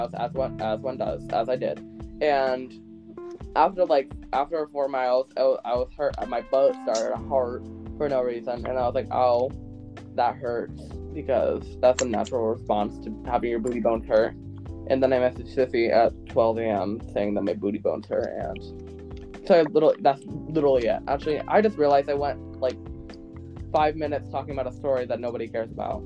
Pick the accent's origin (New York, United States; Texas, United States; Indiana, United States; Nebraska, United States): New York, United States; we're from New York